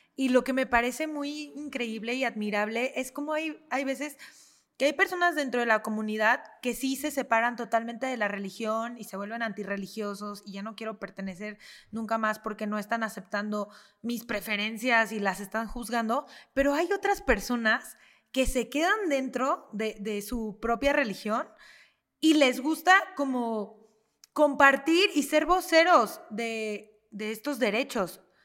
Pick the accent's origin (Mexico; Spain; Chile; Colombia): Mexico; como mexicanos